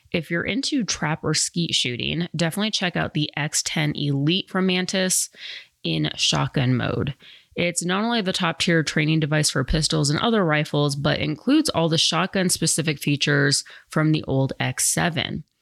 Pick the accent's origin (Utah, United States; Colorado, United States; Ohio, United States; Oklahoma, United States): Colorado, United States; also born or lived in New York City; growing up in Colorado where there wasn't like that many different ethnicities